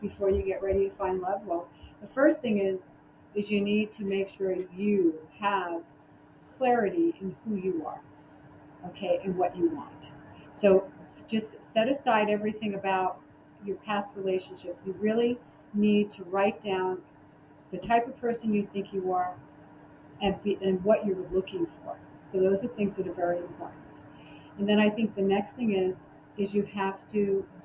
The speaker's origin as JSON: {"language": "English", "town": "New York City", "region": "New York", "country": "United States", "said": "I'm from the Bronx."}